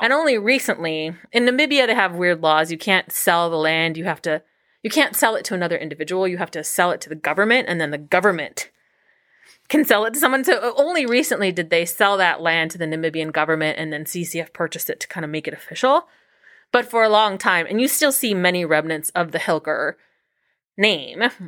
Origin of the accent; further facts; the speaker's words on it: Los Angeles, California, United States; moved away as an adult; now in Cincinnati, United States; I grew up in Los Angeles